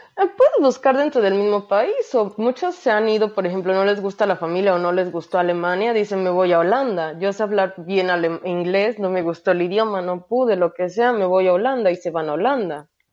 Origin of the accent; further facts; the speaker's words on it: Mexico; moved away as an adult; como mexicana